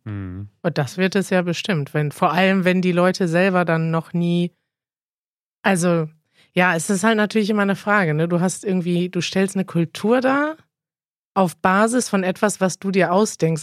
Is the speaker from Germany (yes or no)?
yes; Germany; als Deutsche